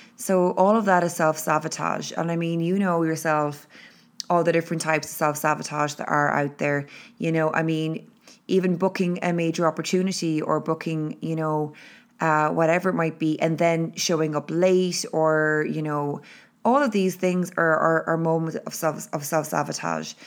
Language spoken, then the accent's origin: English; Ireland; being Irish and living in Ireland